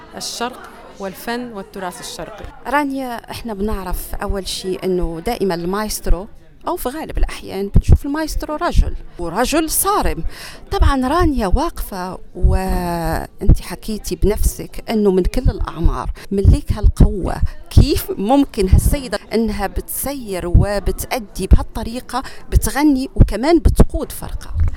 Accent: Syria; now in Australia; من سوريا

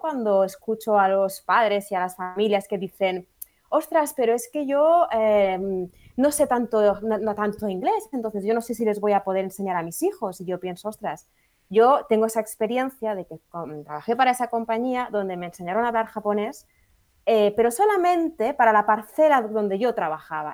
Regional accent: Catalonia, Spain; moved away as an adult; also born or lived in England; now in United Kingdom; somos catalanas de nacimiento, y eh, porque digo, somos catalanas de nacimiento pero inglesas de corazón.

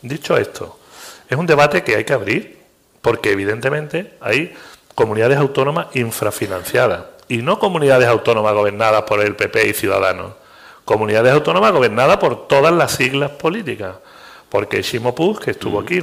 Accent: Andalusia, Spain; Y yo ya te hablo como andaluz.

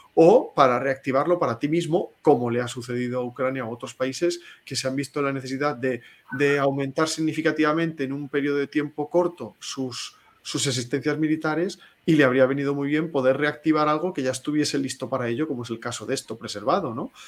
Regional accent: Spain

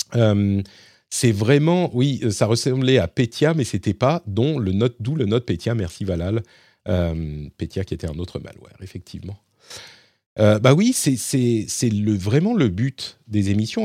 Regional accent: Paris, Île-de-France, France; je suis parisien

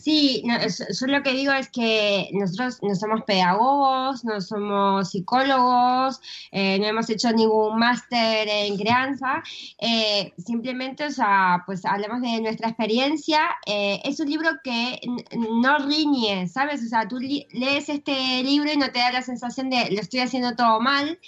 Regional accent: Argentina; also born or lived in Madrid; now in Spain

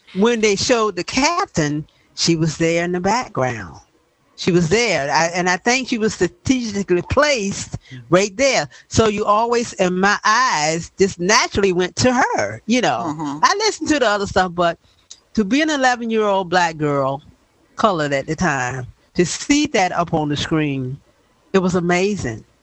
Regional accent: the South, United States; I was a little 11 year old child born and raised in the South, was living in the South at that time

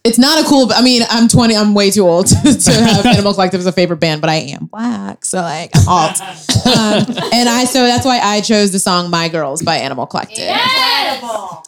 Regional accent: New Bedford, Massachusetts, United States; my hometown of New Bedford, Massachusetts

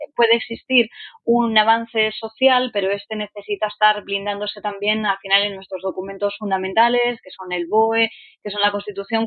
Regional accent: Asturias, Spain; soy asturiana

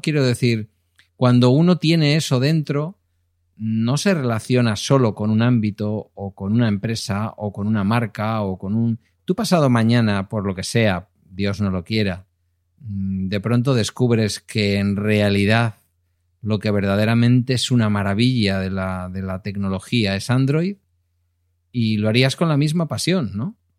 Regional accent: Galdakao, Basque Country, Spain; cuando ya me presenté a, alcalde en mi pueblo

